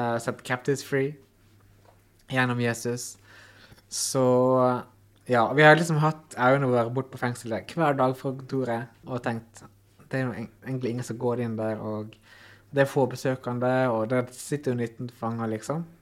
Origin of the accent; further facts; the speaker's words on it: Ålesund, Møre og Romsdal, Norway; also born or lived in New Zealand; sjøl om jeg er heim, altså jobber i hjembyen min